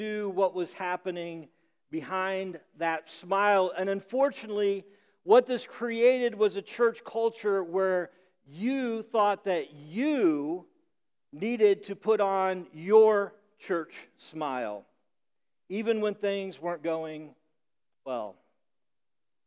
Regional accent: Midwest, United States; now in Rhode Island, United States; I grew up in the Midwest

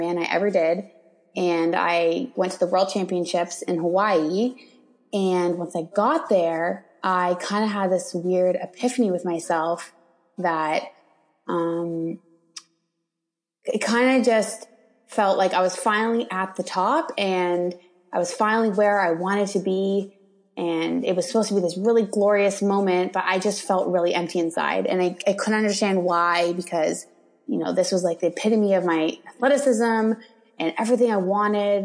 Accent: Toronto, Ontario, Canada; I'm from Toronto. I kind of live on the outskirts of Toronto in Canada.

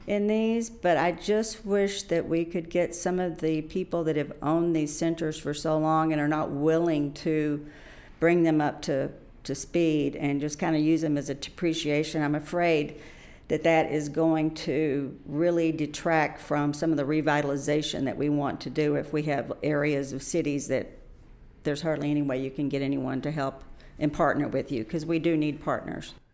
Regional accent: Fort Worth, Texas, United States; I am originally from Fort Worth, so I grew up in this area

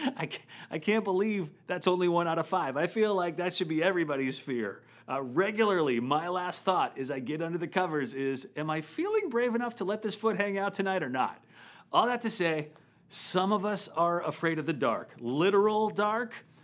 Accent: Midwest, United States; now in San Francisco Bay Area, United States; I grew up in the Midwest

